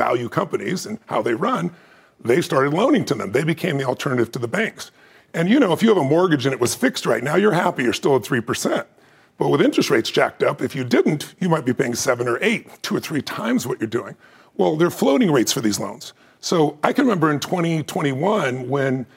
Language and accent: English; San Diego, California, United States; moved away; I was from San Diego.